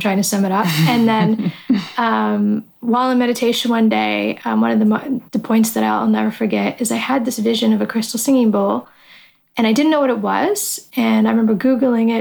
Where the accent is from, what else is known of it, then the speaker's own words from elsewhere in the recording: just over the border from Detroit, Ontario, Canada; moved away as an adult; also born or lived in Tokyo, Japan; just over the border from where I grew up in Canada